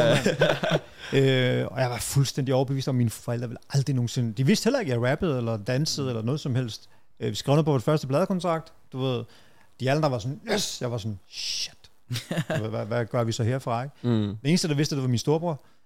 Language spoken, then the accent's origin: Danish; Brøndby Strand, Capital Region of Denmark, Denmark; jeg voksede op som sådan meget utryg, og Brøndby Strand var jo helt anderledes dengang